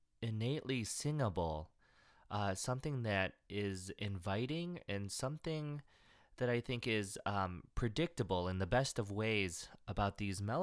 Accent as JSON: {"language": "English", "country": "United States", "said": "us Americans"}